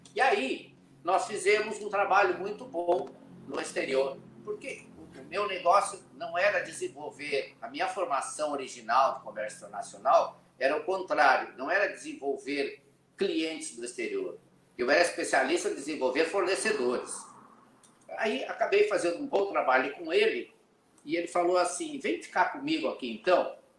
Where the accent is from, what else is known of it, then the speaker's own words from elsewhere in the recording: Cacequi, Rio Grande do Sul, Brazil; moved away; also born or lived in São Paulo; Eu nasci na cidade que é a capital da melancia, Cacequi. É lá Cacique. depois de Santa Maria, perto da fronteira com o Uruguai e com a Argentina. Eu sou gaúcho da fronteira